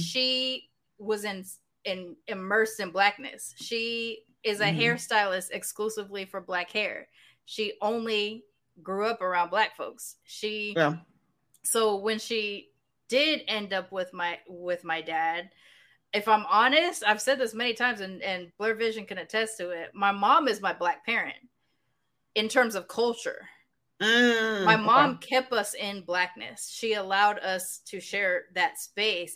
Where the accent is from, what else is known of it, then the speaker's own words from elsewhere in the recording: Long Beach, California, United States; also born or lived in Sacramento, California; growing up in Long Beach, I didn't have to tell people I was black